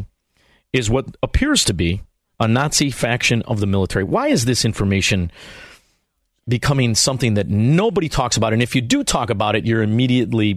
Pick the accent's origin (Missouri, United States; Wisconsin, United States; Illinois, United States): Illinois, United States; Chicago; I'm from Chicago, Illinois.